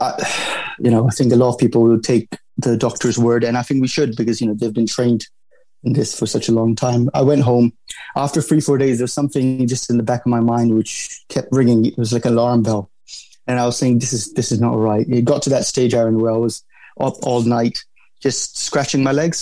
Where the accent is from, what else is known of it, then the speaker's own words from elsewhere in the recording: London, United Kingdom; I grew up in London. I went to school in London. I went to uni in London. So, I would consider myself, a Londoner, really